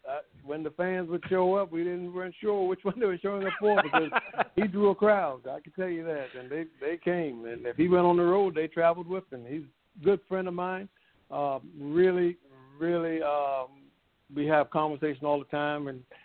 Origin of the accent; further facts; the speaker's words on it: Hollywood, South Carolina, United States; Yeah, actually born and raised in Charleston County, a little small town called Hollywood, South Carolina. Born and raised there.